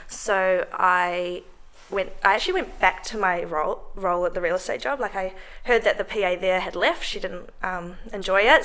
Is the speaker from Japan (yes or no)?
no; New Zealand; moved away as an adult; now in Melbourne, Australia; I'm from New Zealand